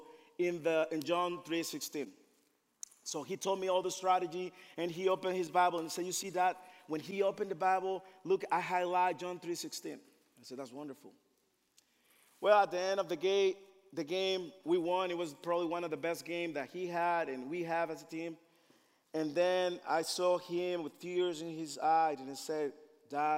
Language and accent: English; Dominican Republic; moved away; I am from the Dominican Republic